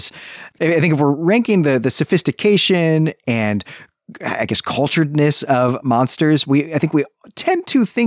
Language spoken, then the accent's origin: English; United States; as an American